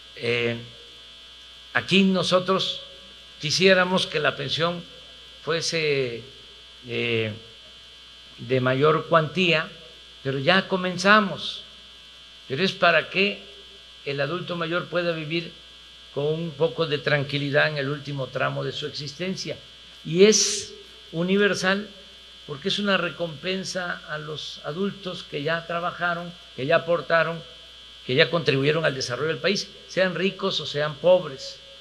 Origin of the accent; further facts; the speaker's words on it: Tabasco, Mexico; yo soy de la República del Chocolate